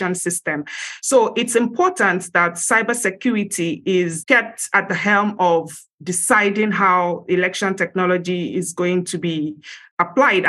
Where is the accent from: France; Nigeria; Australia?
Nigeria; I, as a Nigerian